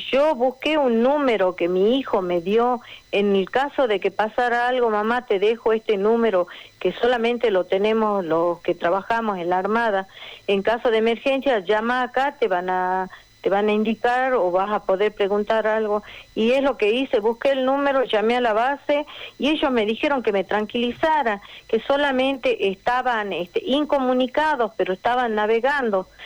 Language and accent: Spanish; Argentina; nosotros como argentinos